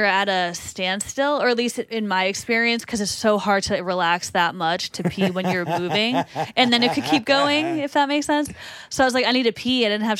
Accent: Boston, Massachusetts, United States; accent: Boston; I'm from Boston.

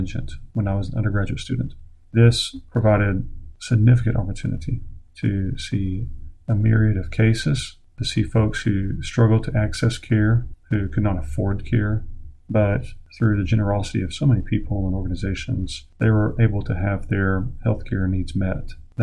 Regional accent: Oklahoma, United States; my home state of Oklahoma

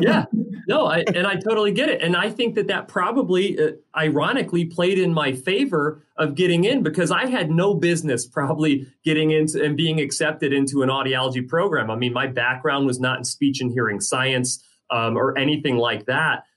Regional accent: Illinois, United States; my home state of Illinois

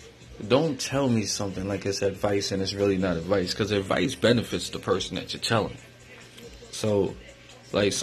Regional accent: Albany, New York, United States; also born or lived in Schenectady; From New York, upstate New York, Albany area. I'm really from Albany. I grew up a good kid at first

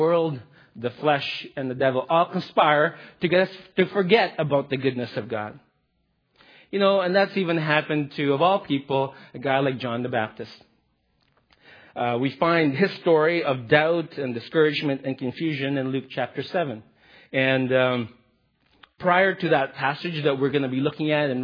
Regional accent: Philippines; I'm Filipino.

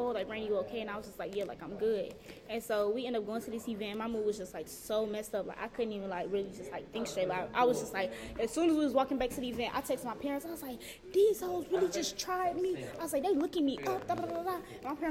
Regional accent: Gary, Indiana, United States; moved away; I'm from Gary

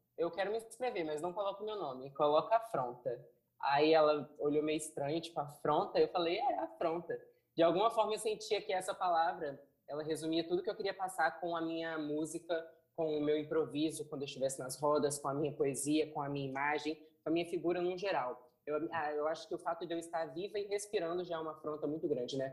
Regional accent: Vila Velha, Espírito Santo, Brazil; eu cresci no Morro do Jaburuna

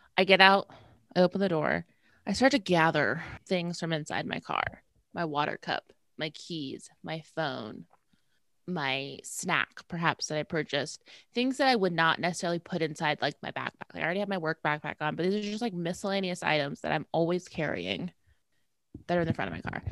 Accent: Midwest, United States; also born or lived in Indiana; I'm from the Midwest. I live in Indiana

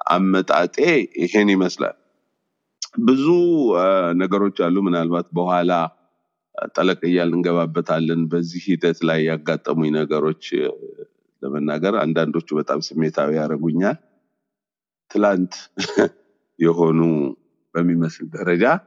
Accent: Gondar, Amhara, Ethiopia; moved away as an adult; also born or lived in Dera Anbessame / Sudan; now in United States; እዛው ጎንደር ነው ተወልጅ ያደግኩት

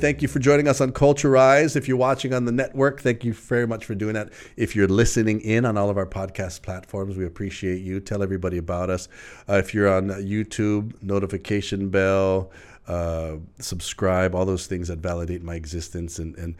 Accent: Mililani, Hawaii, United States; from Mililani, right?

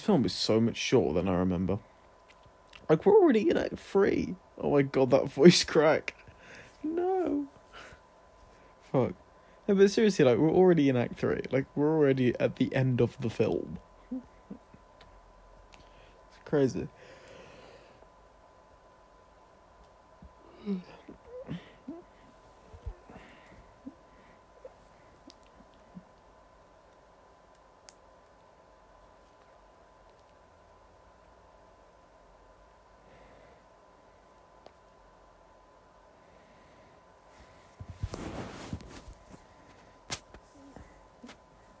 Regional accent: England, United Kingdom; I'm not American, but, like, in England, the only thing we had at secondary school was prom.

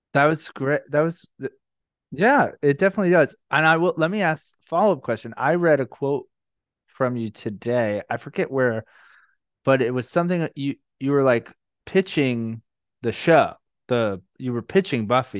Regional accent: Orlando, Florida, United States; moved away as an adult; also born or lived in New York; I grew up in Orlando

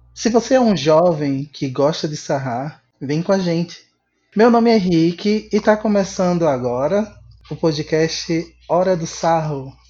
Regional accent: Pernambuco, Brazil; now in Fortaleza, Brazil; É, eu sou de Pernambuco, mas atualmente estou morando no Ceará, em Fortaleza.

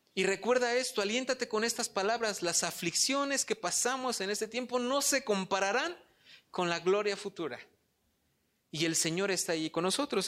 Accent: Polotitlán, State of Mexico, Mexico; soy de Polotitlán. Allá es muy, muy rural

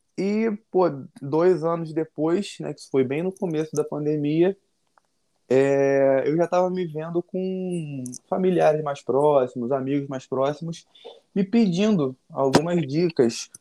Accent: Rio de Janeiro, Brazil; Natural do Rio, nascido e criado aqui lá na Norte

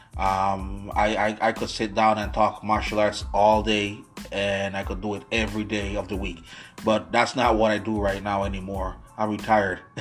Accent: U.S. Virgin Islands; now in Syracuse, United States; I was born and raised in the United States Virgin Islands. I currently do live in the United States, Syracuse, New York right now.

